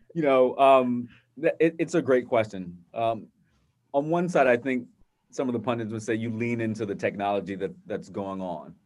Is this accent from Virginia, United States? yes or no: yes; Virginia Beach, Virginia, United States; growing up in a, a, a wonderful environment, uh, in Virginia Beach with my family